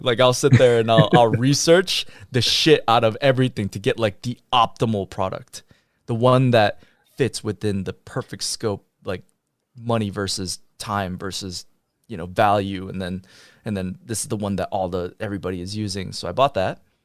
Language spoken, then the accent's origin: English; Michigan, United States; also born or lived in New York; now in Texas, United States; I grew up in Michigan